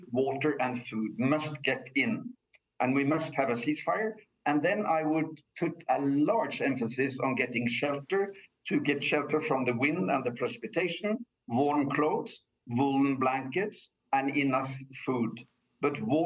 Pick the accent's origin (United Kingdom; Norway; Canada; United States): Norway; I come from Norway